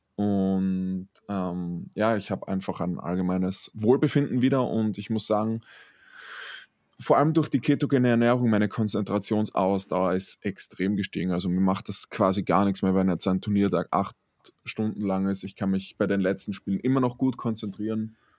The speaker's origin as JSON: {"language": "German", "region": "Styria", "country": "Austria", "said": "einer der größten Zeitungen in der Steiermark, ähm, habe ich einmal eine komplette Seite bekommen als Steirer des Tages."}